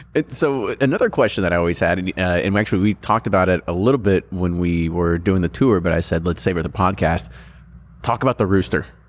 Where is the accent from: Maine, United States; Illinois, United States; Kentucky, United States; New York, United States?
Kentucky, United States; Louisville; we call ourselves, like, Louisvillians.